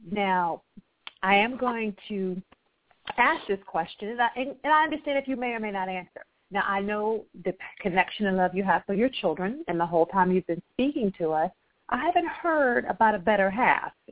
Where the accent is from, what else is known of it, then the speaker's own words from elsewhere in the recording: Akron, Ohio, United States; Uh, I was born and raised in Akron, Ohio.